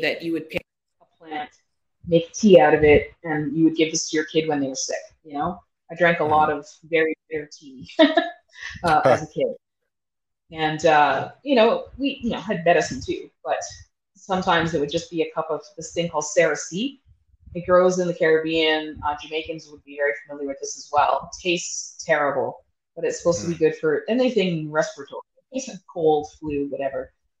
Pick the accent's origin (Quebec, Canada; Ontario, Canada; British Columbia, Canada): Ontario, Canada; Toronto; born there; also born or lived in Bahamas; I was born in Toronto, but when I was 5 years old, we went down to the Bahamas to live for 5 years.